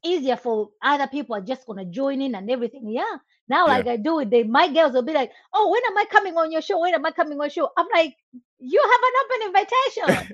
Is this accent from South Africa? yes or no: no; Malawi; moved away as an adult; now in United States; I was born and raised in Malawi. I moved to the US in 2006.